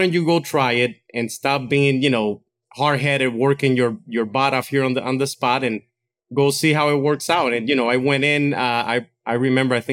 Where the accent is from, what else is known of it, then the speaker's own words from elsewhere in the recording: Dominican Republic; now in United States; I was born and raised in Dominican Republic my whole life. So when I came to the States